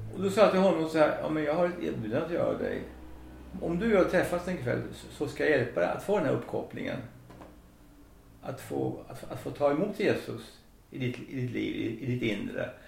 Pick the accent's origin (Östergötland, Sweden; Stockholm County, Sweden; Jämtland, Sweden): Östergötland, Sweden; Söderköping; Jag växte upp i Söderköping